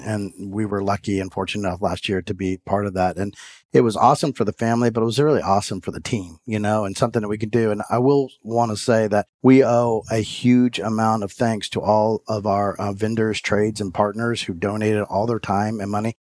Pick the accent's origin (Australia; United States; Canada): United States; Florida; moved away as an adult; also born or lived in Houston, Texas; now in Atlanta, United States; originally from Florida, born and raised in Florida